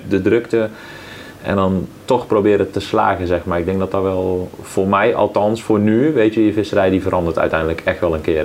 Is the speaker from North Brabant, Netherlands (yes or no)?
yes; 's-Hertogenbosch, North Brabant, Netherlands; accent: Brabant; Uiteindelijk ga je het echt wel horen dat ik uit Brabant kom, dan dan niet uit bos. Ja. Maar ja, ik, ik altijd echt gewoon een bossenaar geweest